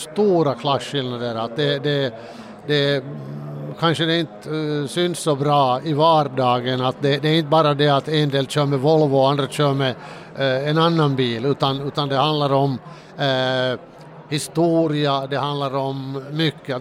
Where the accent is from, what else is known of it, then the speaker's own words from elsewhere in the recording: Finland; den där bilden av svensk Finland är ju den att, att vi alla är rika